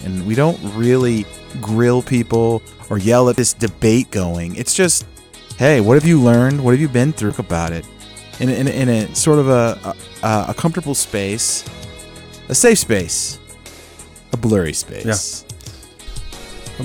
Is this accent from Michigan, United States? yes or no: no; Northern California, United States; Luke and I grew up in Northern California